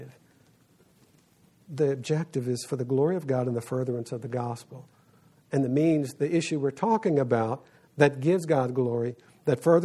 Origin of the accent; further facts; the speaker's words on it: South Louisiana, United States; I grew up in South Louisiana